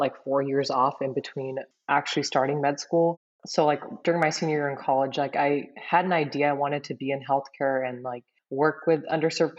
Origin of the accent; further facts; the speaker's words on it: near Merced, Central California, United States; I grew up in Central California in a really small town, like Nia Merced